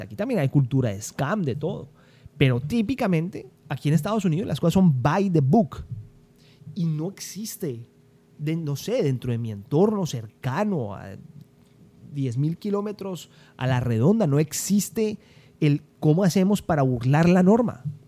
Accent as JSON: {"language": "Spanish", "town": "Cali", "region": "Valle del Cauca", "country": "Colombia", "tie": "born or raised there", "said": "yo crecí en Colombia, yo nací en Cali, soy caleño, crecí en Colombia"}